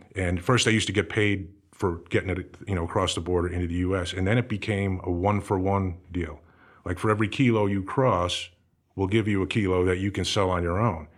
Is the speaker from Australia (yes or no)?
no; New Jersey, United States; moved away as an adult; also born or lived in Everett, Massachusetts / Los Angeles; I was, uh, born in Everett, Massachusetts, and, uh, spent some time growing up in Massachusetts, moved down to New Jersey probably when, I don't know, I was about six years old or so. My dad took a job down there, and, uh, that's where I spent all my high school time.